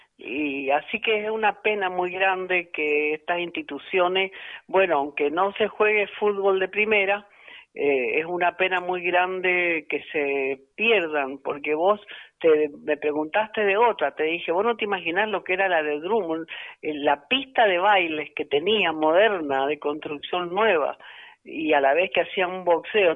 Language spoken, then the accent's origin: Spanish; Agrelo, Mendoza, Argentina; soy de la zona rural, soy de Agrelo